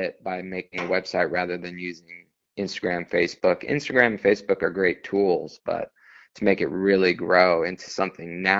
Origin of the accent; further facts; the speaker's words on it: Las Vegas, Nevada, United States; now in San Diego, United States; I was born and raised in Las Vegas